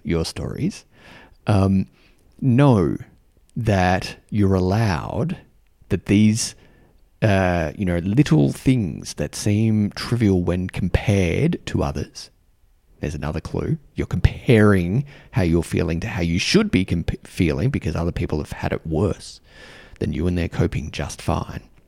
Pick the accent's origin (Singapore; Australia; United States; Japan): Australia; accent: Australian; moved away; also born or lived in New Zealand; And I have an Australian accent. Um, I'm Australian.